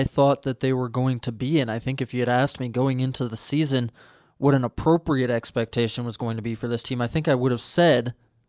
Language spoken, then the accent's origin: English; Washington, District of Columbia, United States; moved away as an adult; I am originally from Washington, D.C., and I came out to the University of Montana for college and ended up in journalism school.